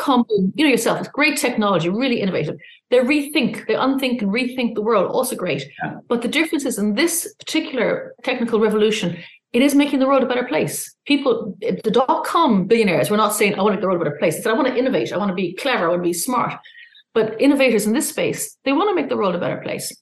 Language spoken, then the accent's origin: English; Ireland; also born or lived in London / Australia / Singapore; I'm Irish